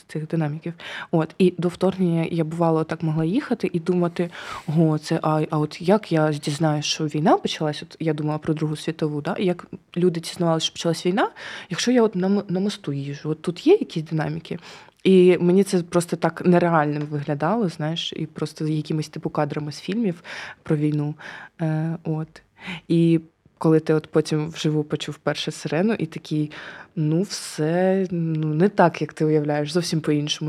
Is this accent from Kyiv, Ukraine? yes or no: yes; Kyiv, Ukraine; я ж на Троєщині народилася, виросла на Троєщині